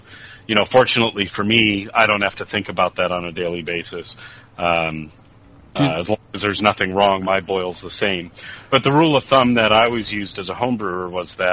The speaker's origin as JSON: {"language": "English", "region": "California", "country": "United States", "said": "I'm from California"}